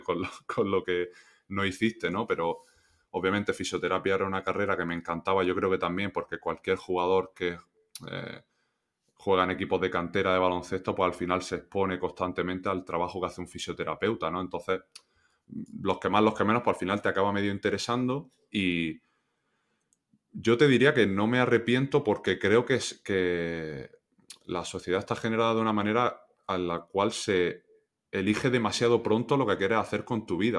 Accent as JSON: {"language": "Spanish", "town": "Granada", "region": "Andalusia", "country": "Spain", "tie": "born or raised there", "also_born_or_lived": "La Roda / Almansa / Melilla", "moved": "as an adult", "said": "yo soy de Granada, entré en, la cantera creo que fue pues con 12"}